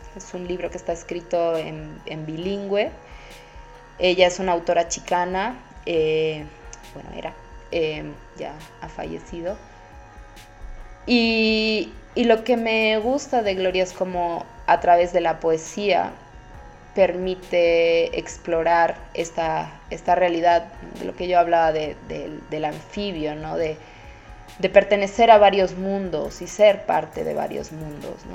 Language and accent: Spanish; Bolivia